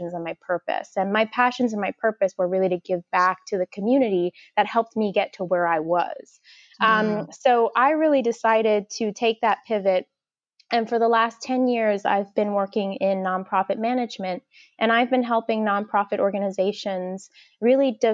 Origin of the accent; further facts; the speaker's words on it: New York City, New York, United States; I was actually born and raised in the projects in Gravesend, Brooklyn, which is near to Coney Island